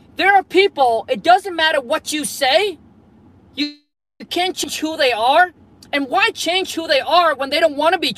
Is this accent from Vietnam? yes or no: yes; Vietnam; moved away; I was born and raised in Vietnam, grew up super dirt poor